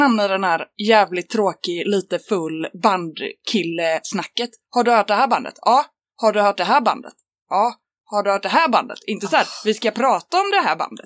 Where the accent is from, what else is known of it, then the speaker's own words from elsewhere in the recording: Rönning, Västra Götaland, Sweden; moved away as an adult; also born or lived in Lund; Jag är från eh, en linort eh, som heter Rönning på Tjörn. Och sen har jag bott på lite olika ställen. Men eh, jag är uppvuxen där